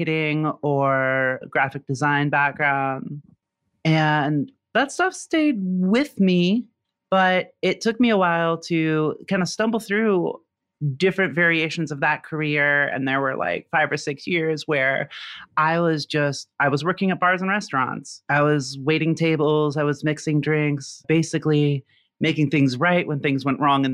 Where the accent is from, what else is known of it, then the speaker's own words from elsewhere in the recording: a suburb of Indianapolis, United States; moved away as an adult; now in Memphis, United States; I am originally from Indiana, grew up in a suburb of Indianapolis and graduated from Ball State University. So I'm a Midwestern kid through and through